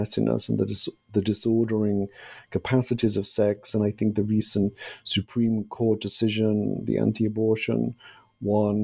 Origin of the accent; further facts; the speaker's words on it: United Kingdom; moved away; I'm originally from Britain